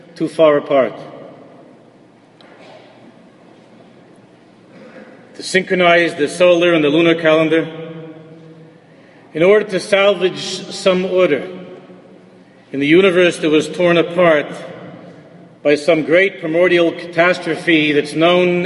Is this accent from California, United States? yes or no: no; New York City, New York, United States; Growing up in America, I attached myself as much as I could as a Yankee fan in Queens, growing up